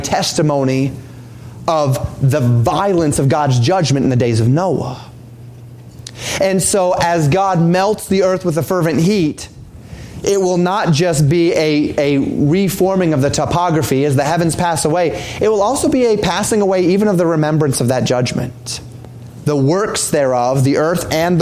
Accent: Colorado, United States; born or raised there

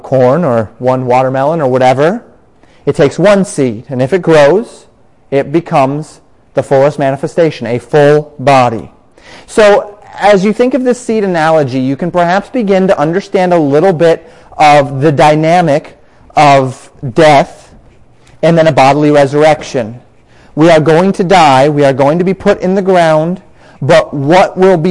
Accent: Colorado, United States; moved away as an adult; also born or lived in Florida; growing up in Colorado, grew up with that fondness in my heart for the Rocky Mountains

